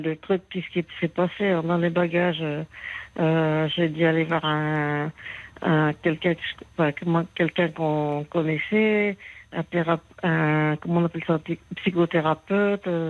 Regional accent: Béthune, Hauts-de-France, France; je suis native du Pas-de-Calais

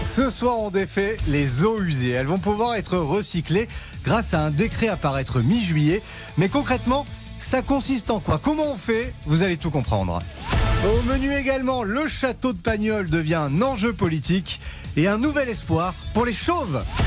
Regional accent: France; chez nous, en France

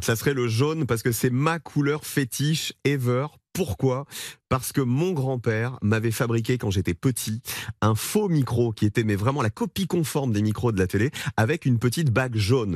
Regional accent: Provence-Alpes-Côte d'Azur, France; moved away; je viens de la Provence, je viens des montagnes, du soleil

